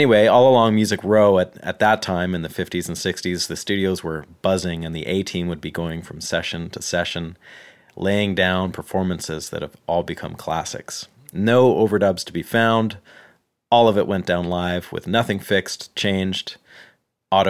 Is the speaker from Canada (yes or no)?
yes; Canada; moved away as an adult; now in Nashville, United States